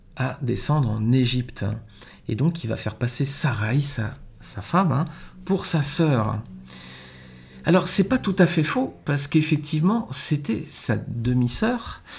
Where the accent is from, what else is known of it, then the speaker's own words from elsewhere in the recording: France; chez nous en France